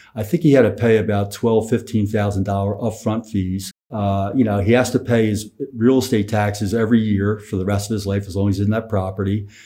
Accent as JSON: {"language": "English", "town": "Philadelphia", "region": "Pennsylvania", "country": "United States", "said": "I'm from Philadelphia"}